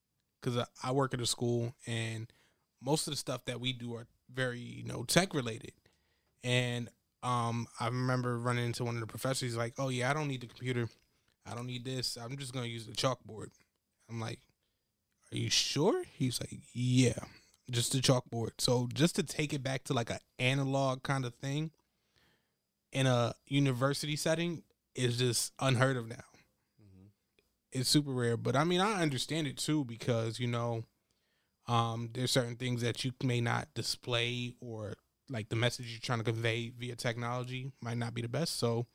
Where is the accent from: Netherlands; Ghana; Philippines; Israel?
Ghana; so I'm from Ghana, West Africa, and I went there 3 years ago.